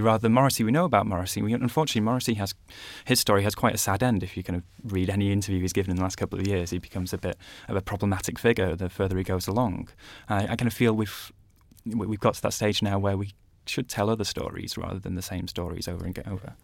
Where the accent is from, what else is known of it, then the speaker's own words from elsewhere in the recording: Manchester, North West England, United Kingdom; I grew up in Manchester as well